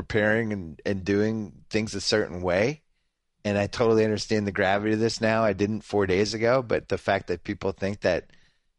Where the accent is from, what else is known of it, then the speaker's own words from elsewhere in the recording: Massachusetts, United States; I was growing up in Massachusetts